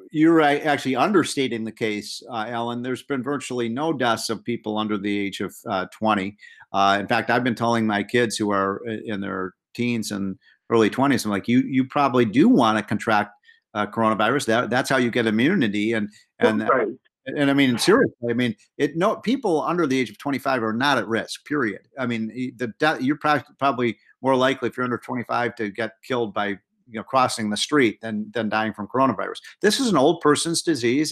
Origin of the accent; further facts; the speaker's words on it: Illinois, United States; I'm from Illinois